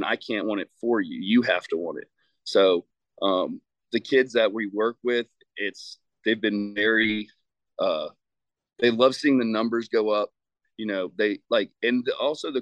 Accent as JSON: {"language": "English", "region": "Virginia", "country": "United States", "also_born_or_lived": "St. Louis, Missouri", "moved": "as an adult", "said": "So I came home to Virginia from St. Louis in 2018 in January."}